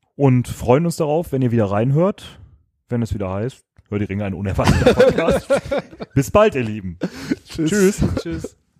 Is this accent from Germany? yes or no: yes; Düsseldorf, North Rhine-Westphalia, Germany